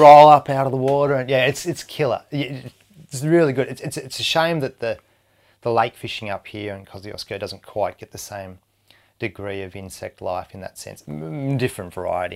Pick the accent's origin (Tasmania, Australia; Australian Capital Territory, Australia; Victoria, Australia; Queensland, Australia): Tasmania, Australia; Hobart; moved away as an adult; also born or lived in Indonesia / Airlie Beach / Italy; now in New South Wales, Australia; born and bred in Tasmania